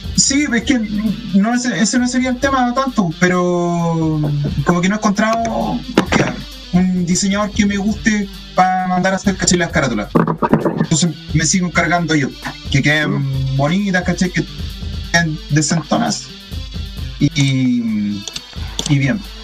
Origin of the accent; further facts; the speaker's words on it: Santiago, Santiago Metropolitan Region, Chile; de Santiago